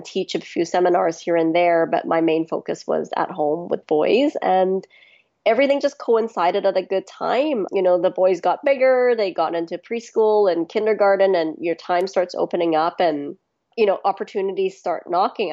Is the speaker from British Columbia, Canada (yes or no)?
yes; Vancouver, British Columbia, Canada; also born or lived in Hong Kong / Bangkok, Thailand; I mostly grew up in Vancouver on the west coast of Canada